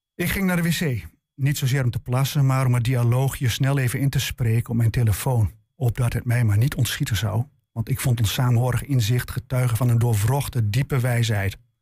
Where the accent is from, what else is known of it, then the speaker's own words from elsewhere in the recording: Enschede, Overijssel, Netherlands; de Enschedese volkswijk waar ik opgroeide